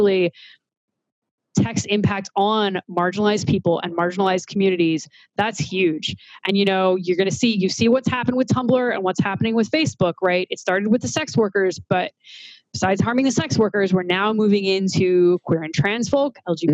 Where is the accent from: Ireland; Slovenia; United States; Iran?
United States; Missouri; now in Boston, United States; I grew up in Missouri